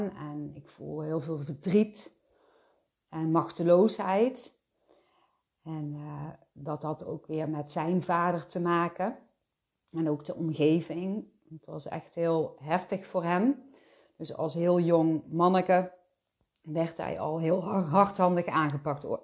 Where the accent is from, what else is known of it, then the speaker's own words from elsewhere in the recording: Belgium; En dat was wel een hele bekende zaak in eh, België, want we komen uit België.